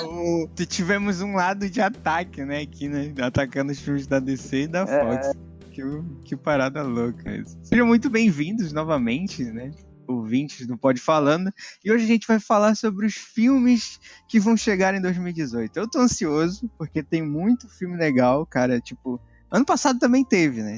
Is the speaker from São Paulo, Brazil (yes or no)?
no; Belém, Pará, Brazil; somos de Belém